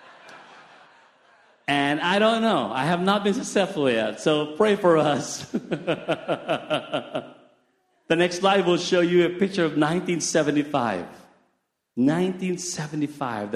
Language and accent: English; Philippines; it's cold is not our thing in the Philippines. We're not used to wearing all those thick stuff.